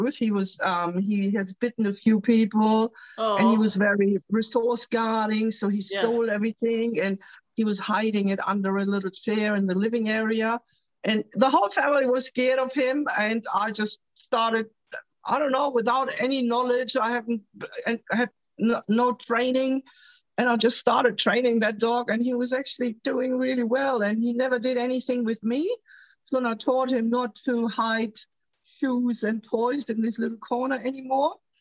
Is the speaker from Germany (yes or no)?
yes; Germany; now in Australia; I'm originally from Germany.